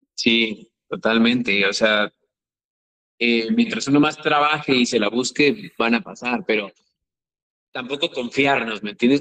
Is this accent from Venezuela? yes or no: no; Chiapas, Mexico; soy chiapaneco